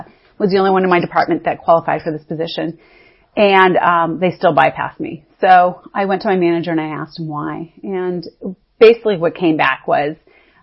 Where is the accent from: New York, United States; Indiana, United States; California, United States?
California, United States; Northern; I was born in Northern California to a very strong, independent woman